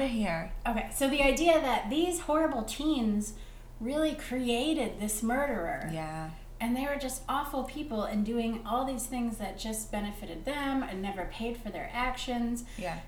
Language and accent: English; Chicago, Illinois, United States; I'm from Chicago or the States